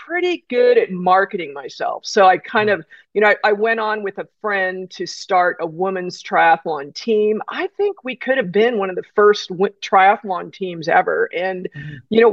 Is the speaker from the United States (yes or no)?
yes; California, United States; I grew up with the in California with the junior lifeguard program